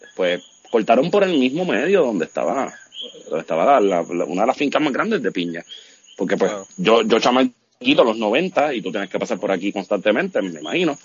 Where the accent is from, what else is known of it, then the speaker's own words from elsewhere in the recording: Puerto Rico; no es fácil vivir en Puerto Rico